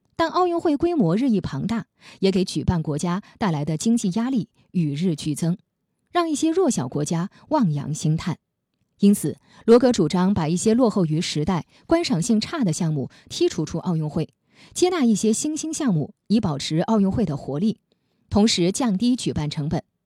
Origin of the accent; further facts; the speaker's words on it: China; 我们中国人